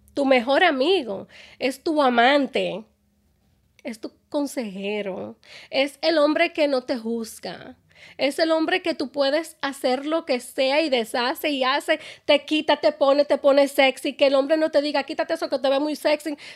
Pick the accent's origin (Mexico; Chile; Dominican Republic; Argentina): Dominican Republic; moved away; Yo soy dominicana